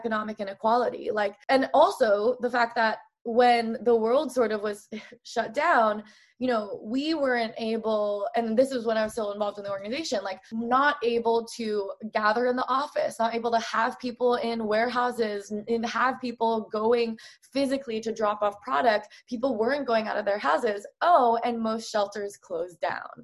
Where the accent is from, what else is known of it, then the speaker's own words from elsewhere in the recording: Oregon, United States; I grew up in Oregon